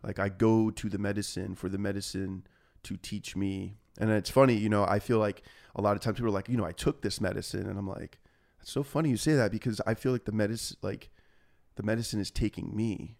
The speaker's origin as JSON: {"language": "English", "town": "Laguna Niguel", "region": "California", "country": "United States", "tie": "born or raised there", "also_born_or_lived": "Aliso Viejo, California", "said": "I grew up, went to you know high school in uh, Aliso Viejo, California"}